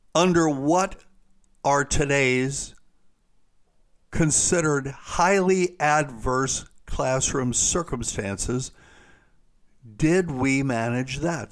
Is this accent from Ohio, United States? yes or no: no; South Carolina, United States; my home state of South Carolina